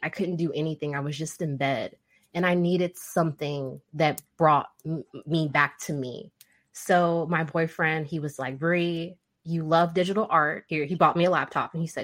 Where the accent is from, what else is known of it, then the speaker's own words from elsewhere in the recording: Nebraska, United States; also born or lived in Central Arkansas; now in Arkansas, United States; I was born in Nebraska